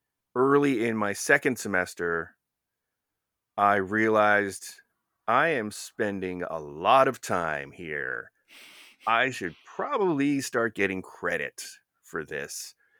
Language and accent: English; New Jersey, United States; I grew up in North Jersey. So, you know, it's almost as likely that I would have had a New York accent.